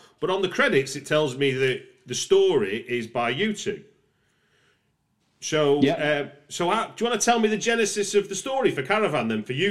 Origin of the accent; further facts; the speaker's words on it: the north of England, United Kingdom; accent: northern; you weren't expecting a northern accent out of me.